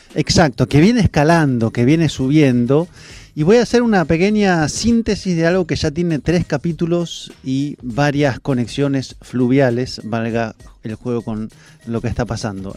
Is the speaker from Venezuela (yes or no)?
no; Argentina